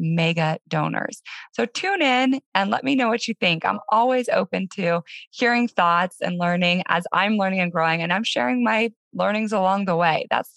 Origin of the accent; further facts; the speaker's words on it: Denver, Colorado, United States; moved away as an adult; my hometown, Denver, Colorado, after being gone for about 13 years.